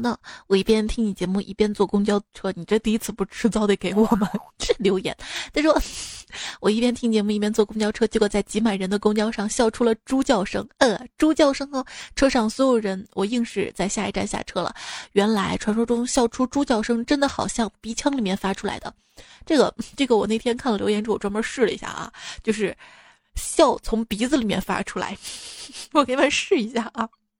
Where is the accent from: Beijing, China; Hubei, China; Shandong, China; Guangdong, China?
Hubei, China; 原谅我湖北人